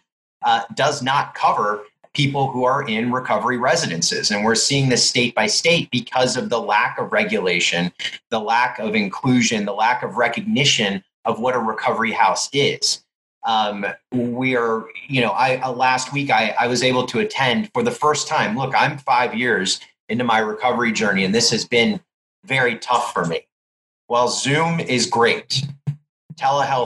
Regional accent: Clark County, Nevada, United States; my hometown here in Clark County, Nevada

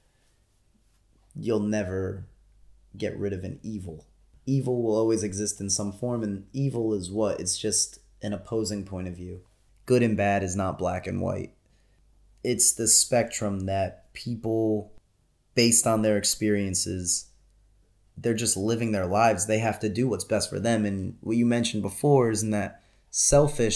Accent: United States; being an American citizen

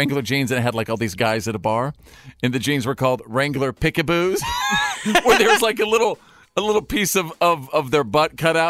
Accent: Bowie, Texas, United States; I grew up in Bowie, Texas, USA.

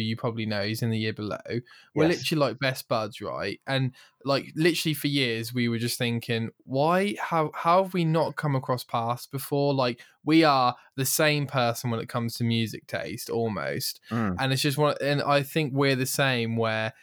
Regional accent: United Kingdom; We're British.

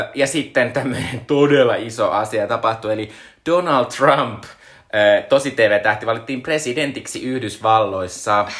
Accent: Joensuu, North Karelia, Finland; moved away; Mistä mä oon kotoisin, Joensuussa oli ihan suunnittelun kokoinen Anttila

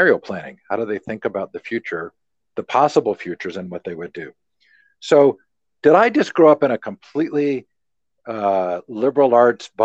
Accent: Stanford, California, United States; I grew up on Stanford campus

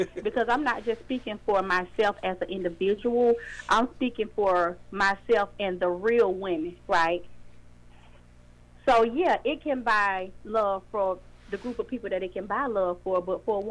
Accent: Atlanta, Georgia, United States; I am from Atlanta

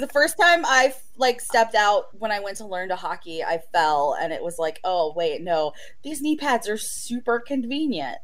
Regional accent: Oklahoma, United States; you are raised with in Oklahoma

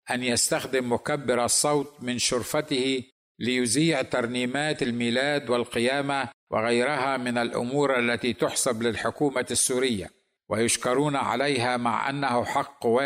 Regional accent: Egypt; البلد الذي اثق ان لديهم حريه دينيه اكثر من جميع البلدان العربيه بما فيهم بلدي مصر

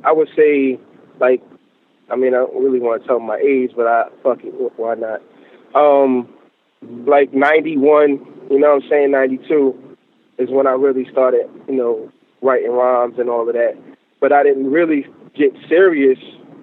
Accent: Baltimore, Maryland, United States; I'm from Maryland, but I'm from Baltimore.

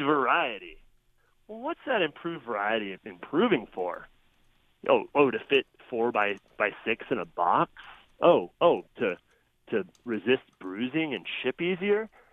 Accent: Illinois, United States; moved away; I grew up in Illinois, mid-state, uh, super soybean and corn country

